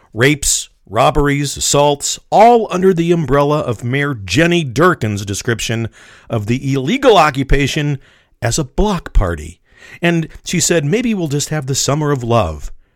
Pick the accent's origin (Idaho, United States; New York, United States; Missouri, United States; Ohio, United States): Missouri, United States; Kansas City; I was born and raised in Kansas City